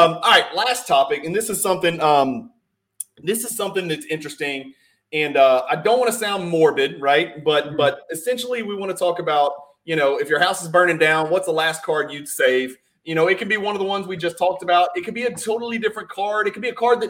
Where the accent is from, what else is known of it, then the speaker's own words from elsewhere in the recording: Louisiana, United States; I'm from Louisiana